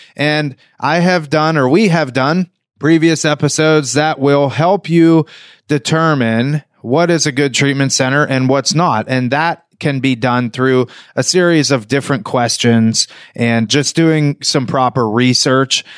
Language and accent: English; New Castle, Pennsylvania, United States; moved away as an adult; now in South Florida, United States